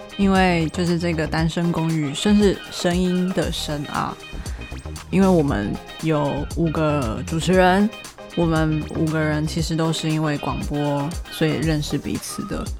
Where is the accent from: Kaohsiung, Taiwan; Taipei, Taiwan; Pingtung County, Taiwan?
Taipei, Taiwan; also born or lived in Australia; 生活在台北